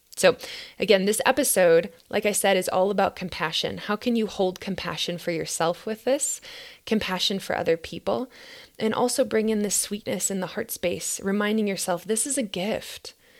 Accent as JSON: {"language": "English", "region": "Minnesota", "country": "United States", "tie": "born or raised there", "moved": "yes", "lives_now": "Boulder, United States", "said": "my home state of Minnesota"}